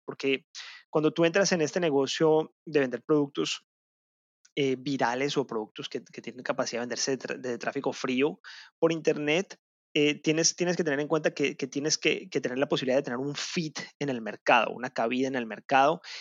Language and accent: Spanish; Colombia; en mi país, en Colombia